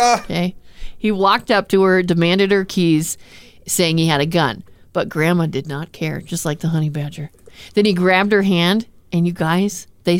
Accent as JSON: {"language": "English", "region": "Arizona", "country": "United States", "tie": "born or raised there", "moved": "yes", "said": "I grew up in Arizona"}